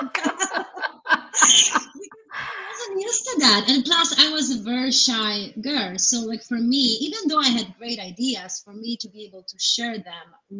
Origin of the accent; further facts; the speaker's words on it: Poland; now in United States; I grew up in Poland